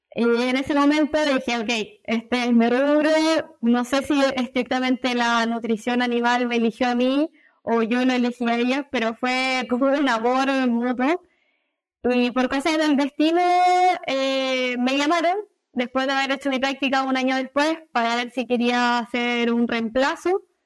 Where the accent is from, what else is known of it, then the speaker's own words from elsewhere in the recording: Viña del Mar, Valparaíso, Chile; also born or lived in Valdivia; soy de Viña del Mar, una, zona costera de Chile